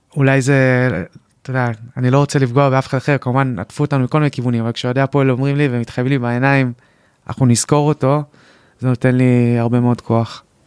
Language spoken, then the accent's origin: Hebrew; Kadima-Zoran, Central District, Israel; אצלנו ביישוב בקדימה